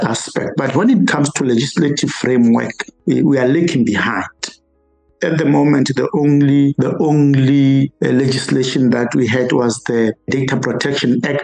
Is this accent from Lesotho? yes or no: yes; Lesotho; I come from the rural areas. My home state is very rural